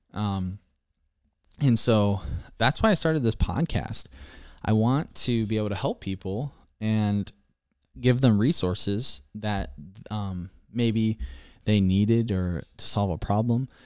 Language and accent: English; Iowa, United States; I'm a Midwesterner. I live in Iowa my whole life.